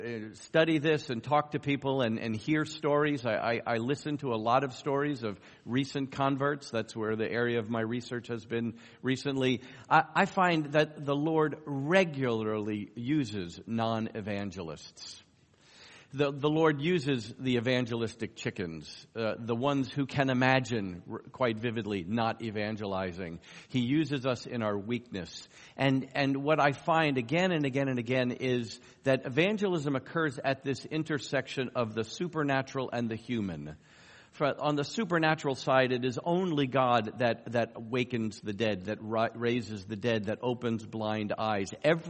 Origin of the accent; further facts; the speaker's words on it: New York, United States; accent: New York; I'm originally from New York. I could turn on my New York accent really strong if you want me to, but you don't. I've worked for decades to try to lose that. It still creeps in every so often.